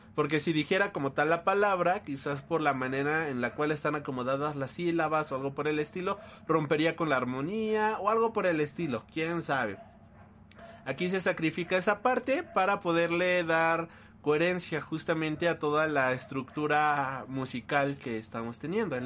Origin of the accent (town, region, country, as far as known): Mexico